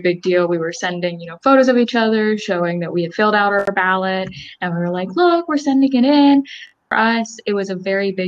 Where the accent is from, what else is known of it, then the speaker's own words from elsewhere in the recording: Salisbury, Maryland, United States; also born or lived in Elizabethtown, Pennsylvania; I am from Salisbury, Maryland, and I attend Elizabethtown College in Elizabethtown, Pennsylvania